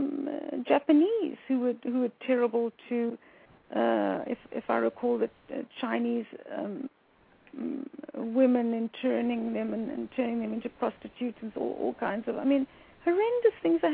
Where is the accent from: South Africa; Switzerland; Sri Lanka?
South Africa; moved away as an adult; now in United States; I grew up in South Africa in the time of apartheid